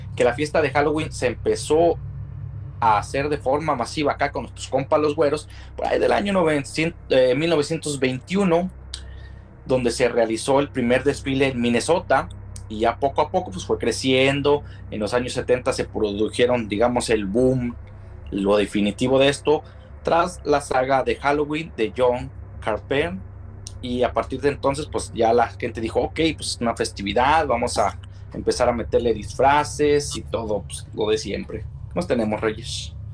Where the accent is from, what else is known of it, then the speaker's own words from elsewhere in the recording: Mexico; para nosotros como mexicanos que tenemos la fiesta del Día de Todos los Santos